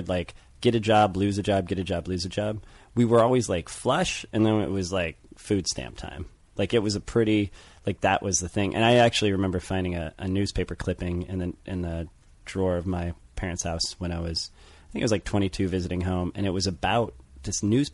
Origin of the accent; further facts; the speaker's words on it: St. Louis, Missouri, United States; I grew up in St. Louis